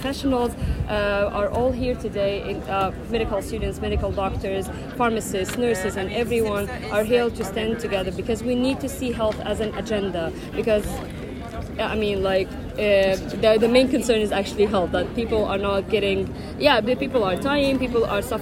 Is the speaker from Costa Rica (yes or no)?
no; Egypt; I'm a clinical pharmacist from Egypt